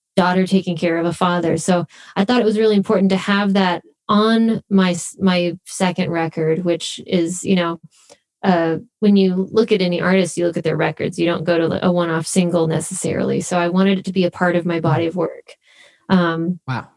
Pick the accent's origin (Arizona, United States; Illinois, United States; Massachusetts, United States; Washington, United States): Arizona, United States; Phoenix; moved away as an adult; also born or lived in Los Angeles; we grew up in Phoenix, Arizona.